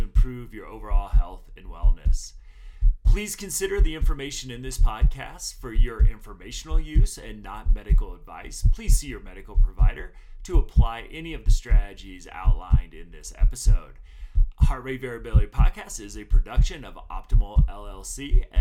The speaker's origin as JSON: {"language": "English", "town": "South Bend", "region": "Indiana", "country": "United States", "tie": "born or raised there", "also_born_or_lived": "Muncie, Indiana / West Lafayette, Indiana", "moved": "as an adult", "said": "I was born in South Bend"}